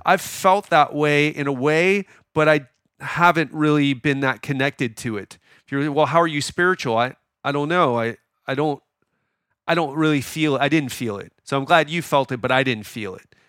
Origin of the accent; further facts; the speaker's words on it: Miami, Florida, United States; now in Thailand; I'm from Miami.